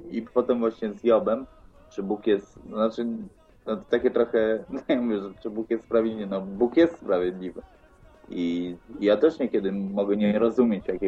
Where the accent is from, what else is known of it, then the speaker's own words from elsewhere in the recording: Opole, Opole Voivodeship, Poland; moved away; A że jestem z Opola, to właśnie się pytam.